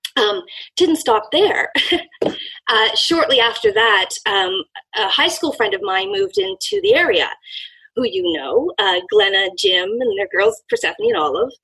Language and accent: English; Canada; I'm from Canada